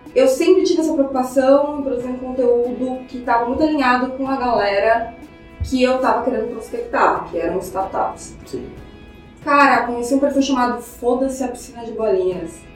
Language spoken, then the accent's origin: Portuguese; Cuiabá, Mato Grosso, Brazil; eu sou de Cuiabá, né? Enfim, cresci, fui criada em Cuiabá